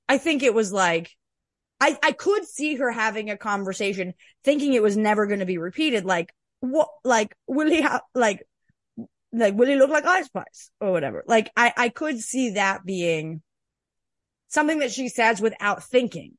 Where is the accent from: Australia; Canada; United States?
Canada; I'm a Canadian